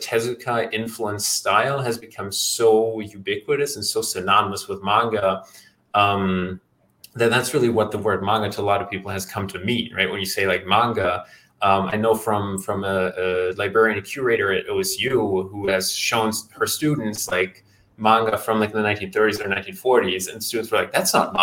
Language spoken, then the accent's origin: English; Germany; I'm from Germany